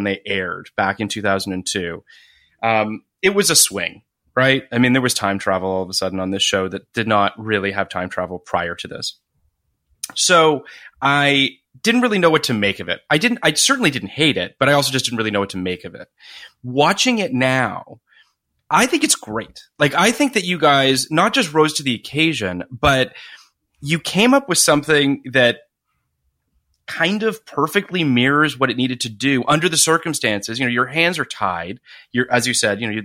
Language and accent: English; Canada; I am Canadian like Scott Speedman